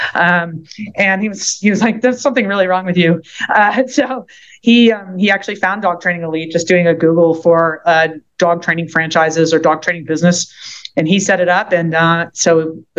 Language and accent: English; Philadelphia, Pennsylvania, United States; moved away; also born or lived in Southeast Louisiana; I'm from Philadelphia, and my parents are getting a little older